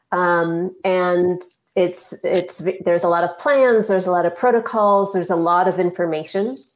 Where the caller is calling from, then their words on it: Minneapolis, Minnesota, United States; Yeah, I'm calling from Minneapolis.